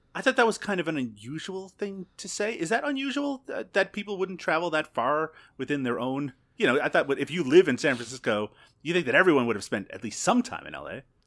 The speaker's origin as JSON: {"language": "English", "region": "Newfoundland and Labrador", "country": "Canada", "tie": "born or raised there", "moved": "yes", "lives_now": "Ontario, Canada", "said": "I grew up in Newfoundland"}